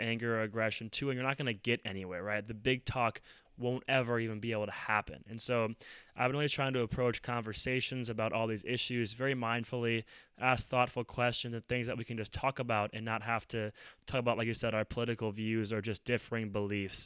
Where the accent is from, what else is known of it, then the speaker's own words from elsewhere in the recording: Minneapolis, Minnesota, United States; I'm from Minneapolis, and this is where George Floyd was murdered